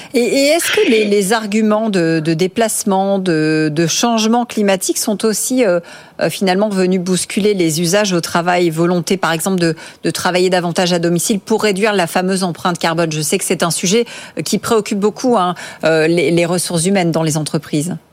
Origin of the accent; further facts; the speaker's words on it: France; chez nous en France